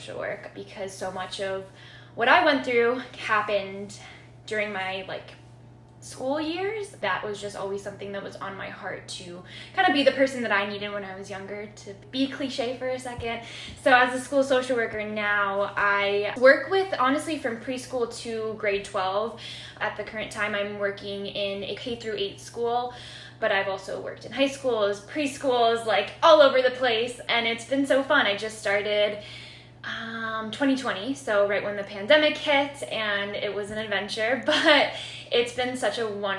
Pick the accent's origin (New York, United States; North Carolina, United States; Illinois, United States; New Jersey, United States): Illinois, United States; Chicago; I am from Chicago. I grew up in West Rogers Park neighborhood, so kind of been here almost all my life since I was four